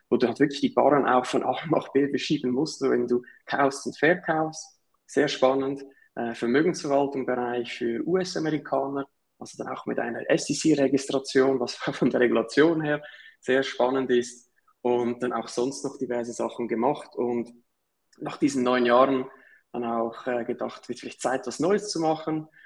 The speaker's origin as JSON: {"language": "German", "region": "Zurich", "country": "Switzerland", "said": "Wie ihr vielleicht hört, äh, komme ich aus der Schweiz. Also Nachbarstaat aus dem Süden sozusagen, äh, Zürich um genau zu sein."}